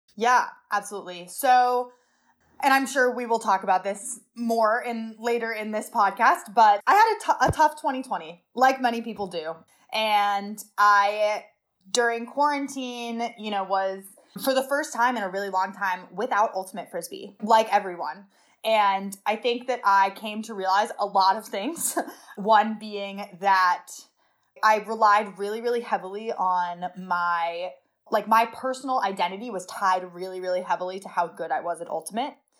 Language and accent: English; Seattle, Washington, United States; also born or lived in New York City; I moved to Seattle in twenty ten